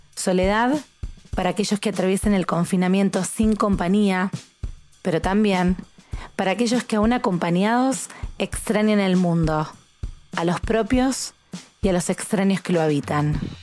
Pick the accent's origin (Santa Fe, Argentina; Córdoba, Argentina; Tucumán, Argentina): Santa Fe, Argentina; Rosario; soy argentina